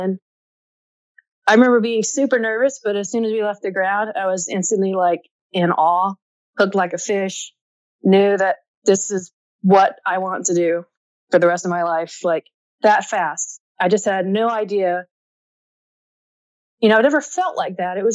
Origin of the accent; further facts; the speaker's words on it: rural North Carolina, United States; moved away; My hometown was 297 people